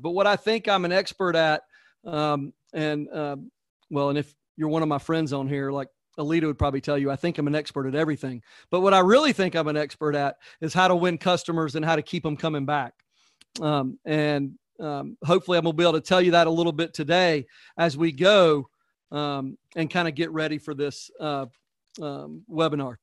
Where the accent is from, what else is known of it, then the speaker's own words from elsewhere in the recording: Georgia, United States; I'm from Georgia